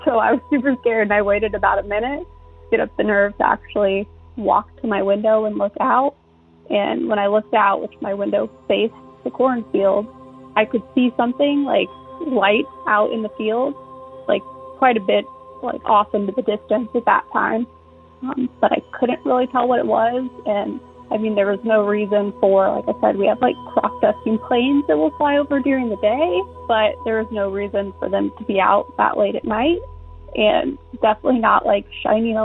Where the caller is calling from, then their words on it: Central Illinois, United States; I'm calling from Central Illinois